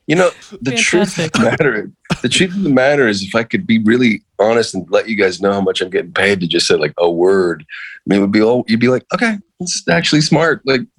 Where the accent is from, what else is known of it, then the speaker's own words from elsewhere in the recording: Western Florida, United States; I'm from Western Florida.